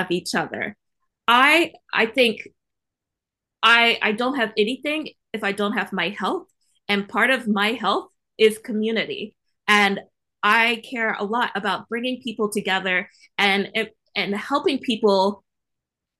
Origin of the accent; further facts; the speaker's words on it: Virginia, United States; I come from the sticks. I come from Virginia, right near the West Virginia line